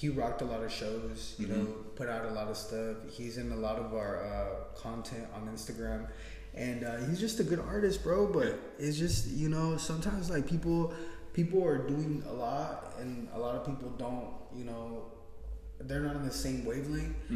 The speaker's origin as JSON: {"language": "English", "region": "West Coast", "country": "United States", "said": "I'm from the West Coast"}